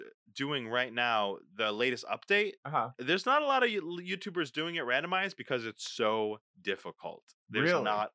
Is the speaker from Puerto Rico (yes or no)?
yes; Puerto Rico; now in New York City, United States